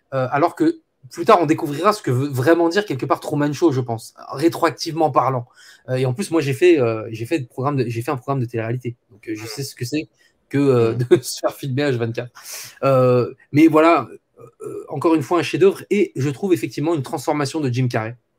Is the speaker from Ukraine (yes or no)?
no; France; chez nous en France